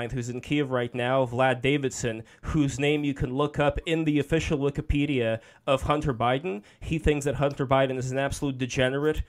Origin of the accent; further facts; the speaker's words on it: Saint Petersburg, Russia; I'm from Russia. I was born in St. Petersburg.